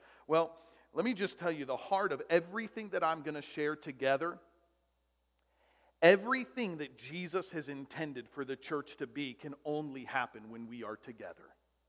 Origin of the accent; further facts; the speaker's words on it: Germany; born there; Oh, yeah, I was born in Germany. A lot of my mom's side of the family's from Germany.